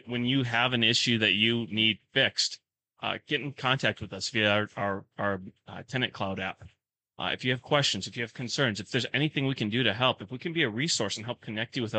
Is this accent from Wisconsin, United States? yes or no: yes; Sauk Prairie, Wisconsin, United States; also born or lived in St. Paul, Minnesota; now in Menomonie, United States; where I grew up in Sauk Prairie